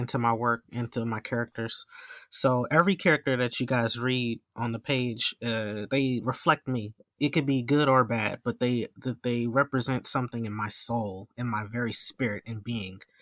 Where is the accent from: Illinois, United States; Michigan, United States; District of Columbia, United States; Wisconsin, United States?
Wisconsin, United States; Milwaukee; my hometown here in Milwaukee